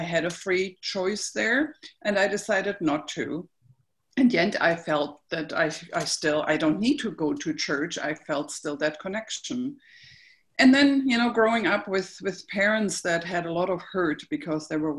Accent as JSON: {"language": "English", "region": "Berlin", "country": "Germany", "tie": "born or raised there", "said": "I grew up in Berlin, as I mentioned, and I was sent to church."}